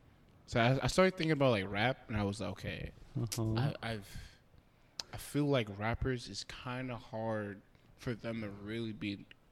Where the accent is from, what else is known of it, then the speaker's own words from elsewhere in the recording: East Coast, United States; I'm from the East Coast